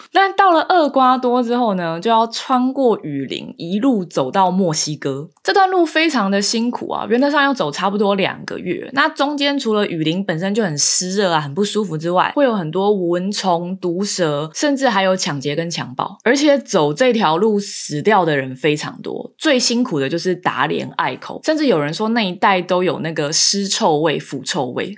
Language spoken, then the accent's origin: Chinese; Taiwan; moved away as an adult; now in United States; 我觉得出生在台湾真的蛮幸福的